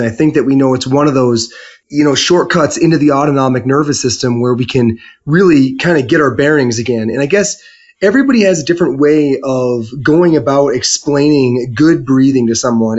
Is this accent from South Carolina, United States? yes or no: no; Michigan, United States; I'm from Michigan